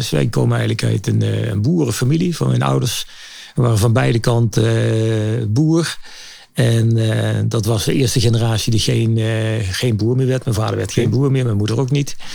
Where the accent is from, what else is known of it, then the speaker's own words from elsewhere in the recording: Nijmegen, Gelderland, Netherlands; ik ben in Nijmegen opgegroeid en uh, middelbare school gegaan. En ja, misschien is het dom dan om in Nijmegen naar de faculteit toe te gaan.